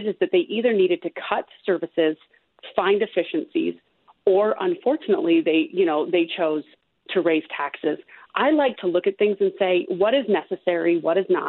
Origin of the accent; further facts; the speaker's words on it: Utah, United States; moved away as an adult; also born or lived in Canada / North Carolina / Illinois; I was actually born and raised in Utah County.